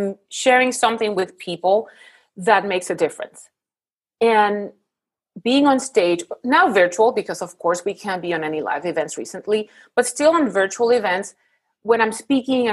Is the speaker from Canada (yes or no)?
no; Puerto Rico; moved away as an adult; now in Houston, United States; I'm originally from Puerto Rico, but I live now in Houston for the past 18 years.